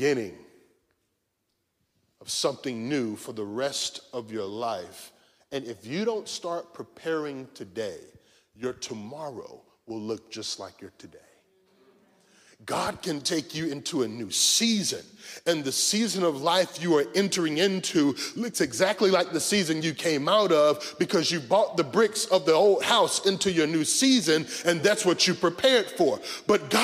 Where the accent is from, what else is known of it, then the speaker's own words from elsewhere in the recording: North Carolina, United States; we grew up in North Carolina